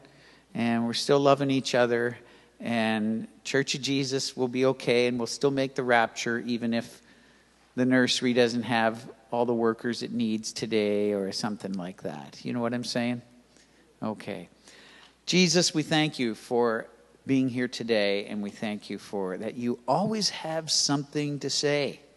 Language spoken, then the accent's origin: English; Toronto, Ontario, Canada; moved away as an adult; also born or lived in Mississauga, Canada / Grimsby, Canada; I grew up in Toronto. I was born at Keele and Lawrence.